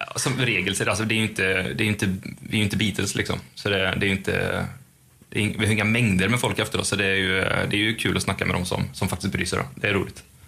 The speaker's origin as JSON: {"language": "Swedish", "country": "Sweden", "said": "vi är ju svenskar och har EU-pass"}